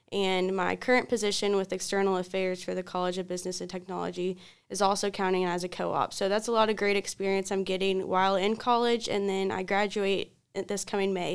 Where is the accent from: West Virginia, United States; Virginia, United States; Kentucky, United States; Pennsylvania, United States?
Kentucky, United States; Louisville; now in Richmond, United States; I come from Louisville, Kentucky, not too far away. And I grew up going to Catholic schools all my life, and I went to an all-girls Catholic high school in Louisville.